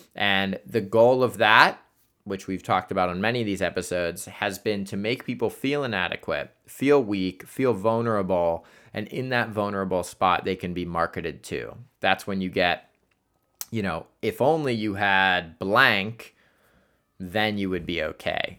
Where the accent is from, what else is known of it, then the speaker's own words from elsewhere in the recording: Columbus, Ohio, United States; Columbus, Ohio, because that is my hometown.